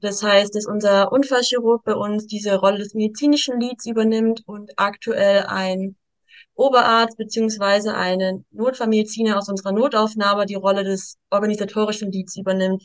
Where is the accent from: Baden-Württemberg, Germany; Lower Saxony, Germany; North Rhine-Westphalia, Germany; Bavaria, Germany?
Baden-Württemberg, Germany; Stuttgart; Ich bin aus Stuttgart, bin sechsundzwanzig Jahre jung